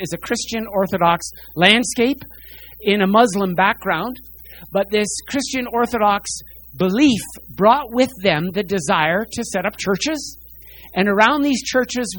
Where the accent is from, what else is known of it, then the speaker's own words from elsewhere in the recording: New York, United States; moved away as an adult; also born or lived in Medicine Hat, Alberta, Canada; now in Calgary, Canada; I grew up out east in New York. I spent 11 years there from age 6 onward, left just before I would have been drafted to the Vietnam War